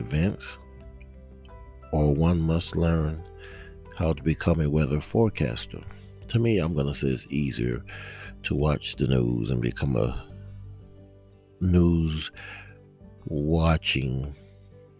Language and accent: English; South Georgia, United States; I am a native Georgian, born and raised in South Georgia